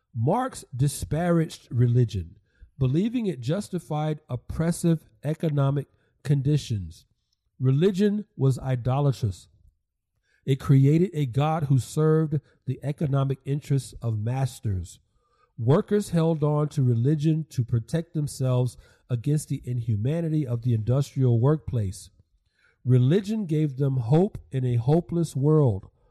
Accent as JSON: {"language": "English", "town": "Atlanta", "region": "Georgia", "country": "United States", "tie": "born or raised there", "said": "Southeast Atlanta, my hometown"}